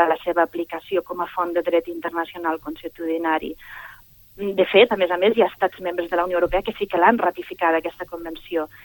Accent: Catalonia, Spain; som ciutadans catalans en, i també som, malgrat alguns ens pesi, i per imperatiu legal ciutadans espanyols i per aquest motiu ciutadans europeus

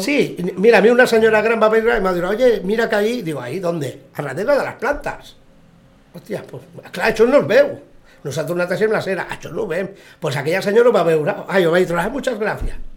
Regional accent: L'Hospitalet de Llobregat, Catalonia, Spain; now in Sitges, Spain; Encara no sigui que soc d'Hospitalet, soc un nou vingut o un fill adoptat

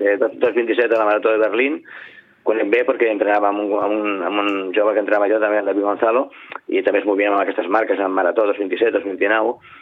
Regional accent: Sitges, Catalonia, Spain; al meu poble

